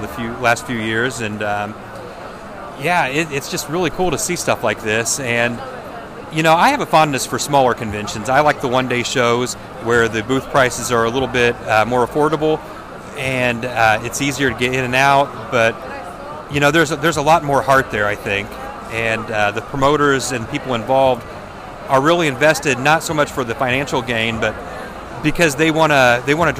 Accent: Terre Haute, Indiana, United States; my hometown

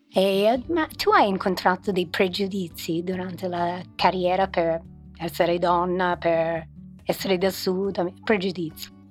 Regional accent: New York, United States; now in Milan, Italy; io sono di New York

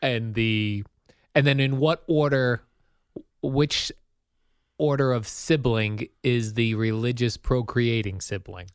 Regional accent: Hollywood, Florida, United States; I'm from Hollywood.

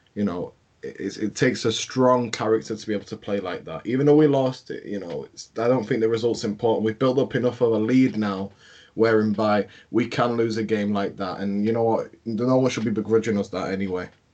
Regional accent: England, United Kingdom; I'm from England

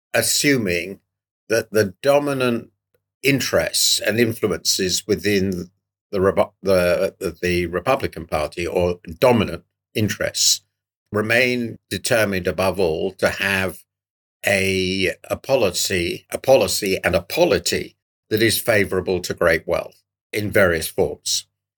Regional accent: United Kingdom; it's so shocking to me as a Brit

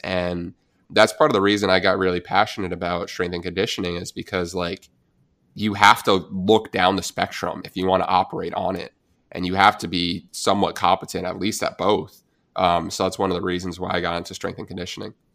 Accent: New Jersey, United States; I'm from New Jersey, I'm a Giants fan

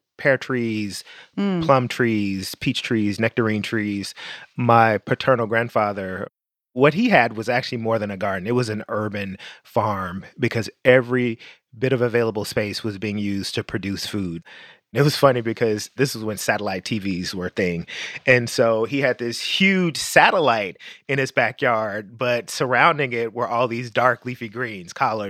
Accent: Memphis, Tennessee, United States; moved away; also born or lived in New York City; Growing up in Memphis, Tennessee, with family who had roots in rural Mississippi and Tennessee and Arkansas

